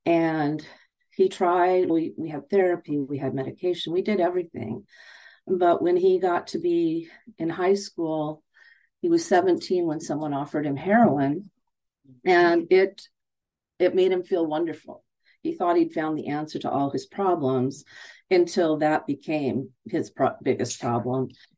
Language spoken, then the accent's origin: English; California, United States; I grew up in Southern California with a father who loved music, loved all kinds of music.